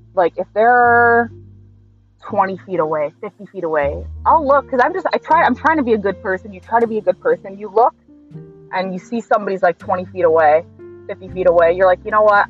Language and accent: English; New York, United States; As a New Yorker